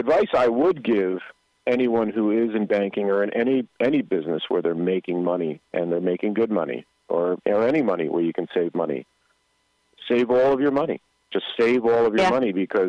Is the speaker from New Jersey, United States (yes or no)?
yes; Paterson, New Jersey, United States; I grew up in Patterson, and we were, I hate to say poor, but we were rich in love